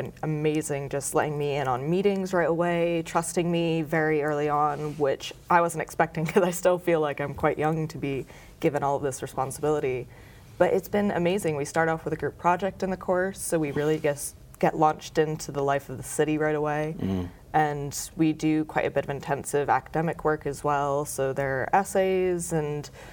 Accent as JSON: {"language": "English", "town": "Boston", "region": "Massachusetts", "country": "United States", "tie": "born or raised there", "also_born_or_lived": "Scotland / Los Angeles", "moved": "as an adult", "lives_now": "Bristol, United Kingdom", "said": "I'm from America. I grew up in Boston"}